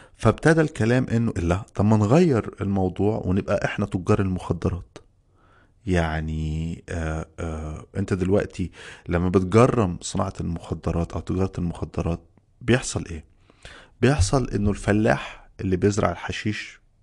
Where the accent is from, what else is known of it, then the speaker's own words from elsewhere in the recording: Egypt; عندنا في مصر